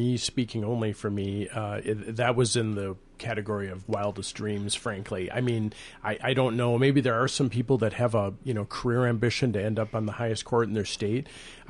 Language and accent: English; Rochester, Minnesota, United States; also born or lived in North Carolina; but I was born in North Carolina, raised in Rochester